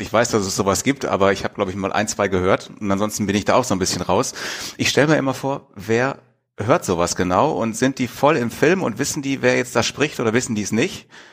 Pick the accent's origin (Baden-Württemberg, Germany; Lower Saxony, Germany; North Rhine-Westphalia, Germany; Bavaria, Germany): North Rhine-Westphalia, Germany; Wanne-Eickel; moved away as an adult; now in Pellworm, Germany; Gebürtig bin ich aus Wanne-Eickel mitten im Ruhrpott